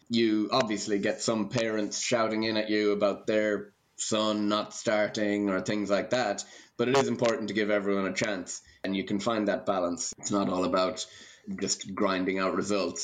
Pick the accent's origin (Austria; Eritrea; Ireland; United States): Ireland; Gaelic games is one of the aspects about being Irish that I'm very proud of.